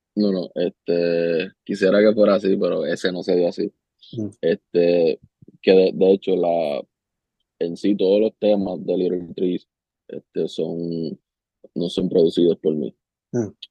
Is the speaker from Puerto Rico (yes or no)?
yes; Ponce, Puerto Rico; bajaba para donde mi ciudad natal